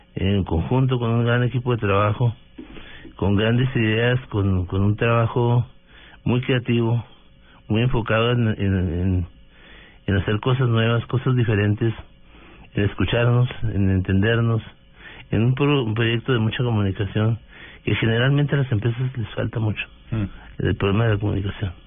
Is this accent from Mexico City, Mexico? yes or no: no; Delicias, Chihuahua, Mexico; moved away as an adult; now in Bogotá, Colombia; Yo soy un mexicano de origen humilde del norte de México, de Ciudad de Chihuahua es una población de 120.000 mil habitantes. Eh, crecí en, Delicias